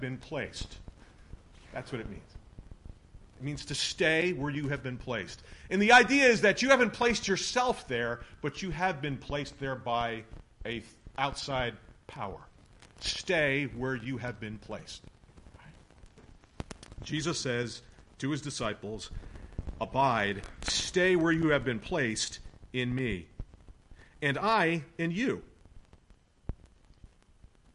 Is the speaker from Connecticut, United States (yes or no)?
yes; Hamden, Connecticut, United States; I grew up in Hamden, not too far from here